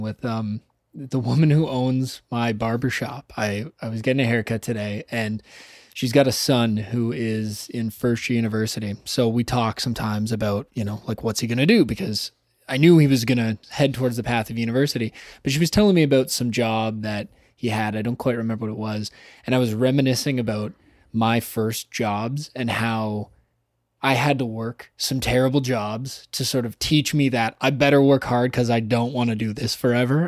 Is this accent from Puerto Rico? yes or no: no; Toronto, Ontario, Canada; I said, "Toronto."